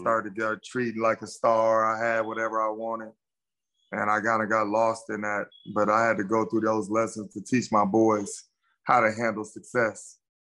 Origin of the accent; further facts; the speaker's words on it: Gardena, California, United States; I grew up in Gardena, California